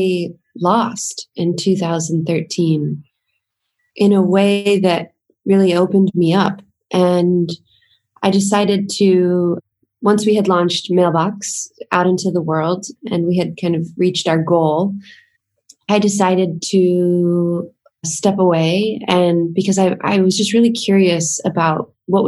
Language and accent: English; the southern United States, United States; I grew up in the southern part of the United States, which is very conservative and traditional.